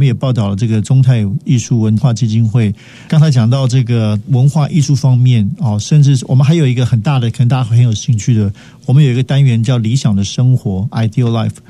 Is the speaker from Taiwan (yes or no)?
yes; Taiwan; 它的确反映我们台湾人不同族群、不同地区的生活方式跟文化价值嘛，